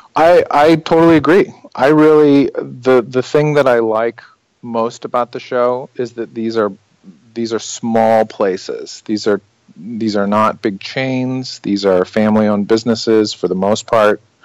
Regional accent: outside of Chicago, Illinois, United States; I grew up outside of Chicago

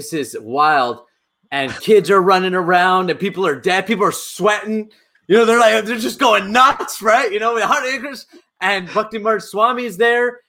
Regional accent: Canada; I grew up in North America

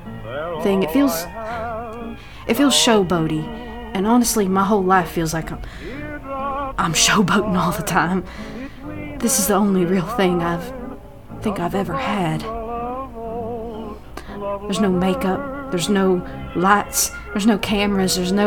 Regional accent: United States; I'm an American

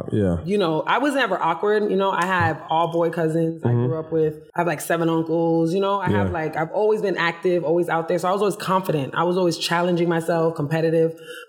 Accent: New York, United States; born there; also born or lived in Florida; My dad lived in Connecticut. I was born in New York.

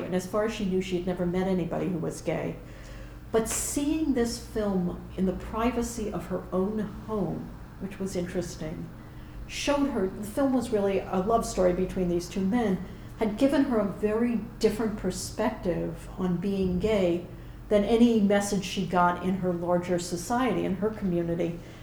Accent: New York, United States; moved away as an adult; now in Edinburgh, United Kingdom; a Jew from New York

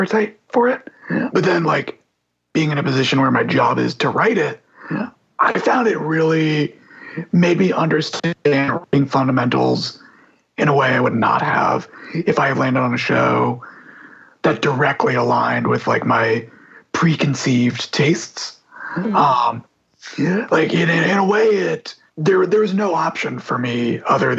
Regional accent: Texas, United States; a sports fan growing up in Texas

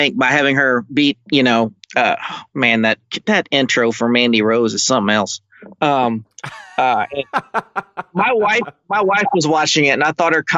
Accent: Houston, Texas, United States; I grew up in Houston.

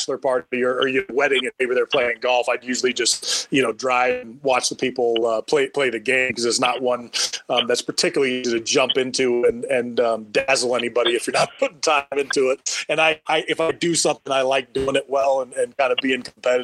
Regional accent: Bay Area, California, United States; moved away as an adult; also born or lived in Syracuse, New York; now in Evergreen, Colorado, United States; I grew up in the Bay Area, California, you know, California roots

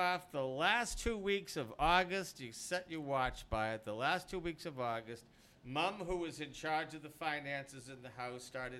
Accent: Boston, Massachusetts, United States; growing up in Dorchester

